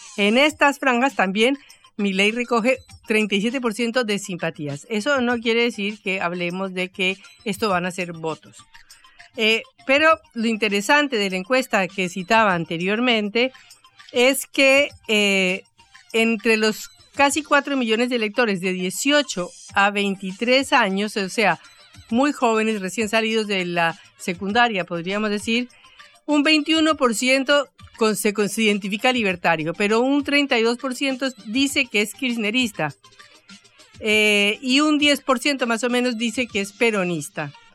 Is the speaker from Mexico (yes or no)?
no; Colombia; now in Buenos Aires, Argentina; en Colombia, en mi país